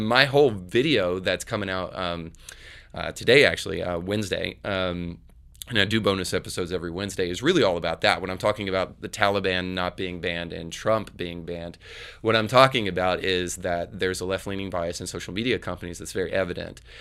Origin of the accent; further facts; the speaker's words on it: Northern Florida, United States; now in Tennessee, United States; I grew up in Northern Florida, which is basically, like, Lower Alabama